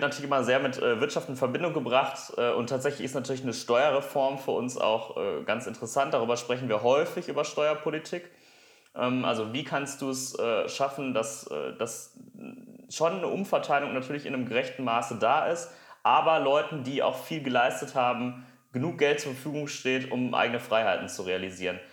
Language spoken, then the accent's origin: German; Essen, North Rhine-Westphalia, Germany; Ich komme aus Essen.